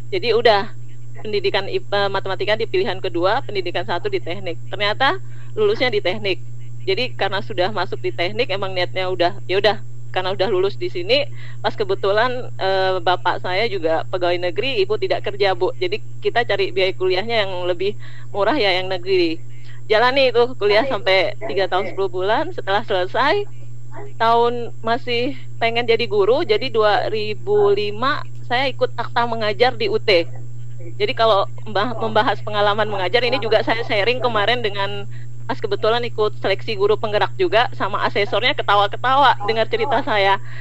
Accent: Ketapang, West Kalimantan, Indonesia; now in Sanggau, Indonesia; Padahal saya aslinya uh, Ketapang. Orang tua masih di Kabupaten Ketapang.

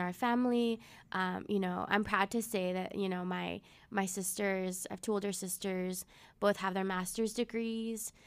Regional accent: Webb City, Missouri, United States; first language Spanish; English is a second language; I grew up in South of Missouri, Southwest Missouri, Webb City, um, like, ten minutes away from Joplin

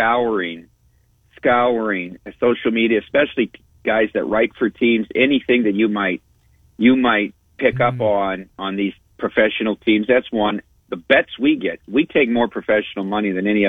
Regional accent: Iowa, United States; now in Las Vegas, United States; my home state

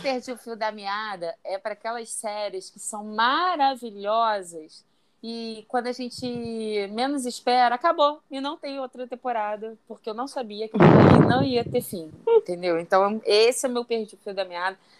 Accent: Rio de Janeiro, Brazil; moved away; also born or lived in Belém; Eu sou de Bangu.

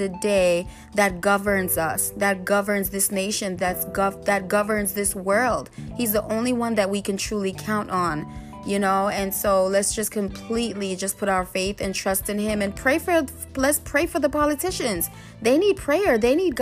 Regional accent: Jamaica; I'm Jamaican myself

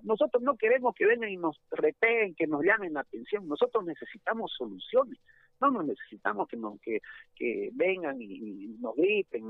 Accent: Montero, Santa Cruz, Bolivia; Montero es, es, Bolivia, Montero también somos bolivianos

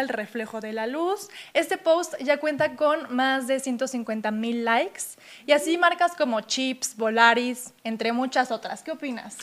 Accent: Mexico; como somos mexicanos

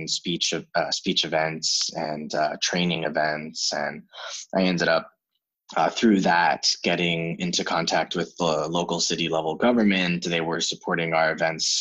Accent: United States; moved away as an adult; also born or lived in China; I'm from the States and I have a degree in psychology.

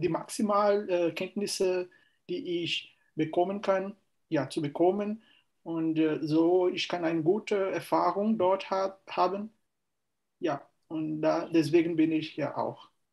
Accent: Fortaleza, Ceará, Brazil; German is a second language; Ich komme aus Fortaleza, Ceará.

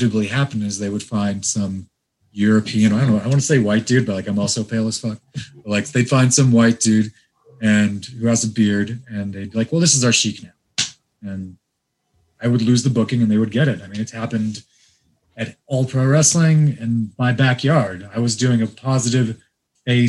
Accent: Iran; Iranian like me

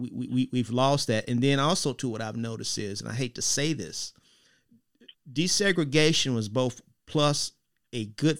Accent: United States; I grew up in the Grove Park community.

